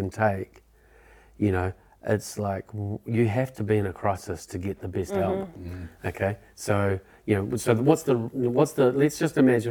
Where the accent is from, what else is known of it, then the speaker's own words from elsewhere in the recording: Wellington, New Zealand; I grew up in Nio.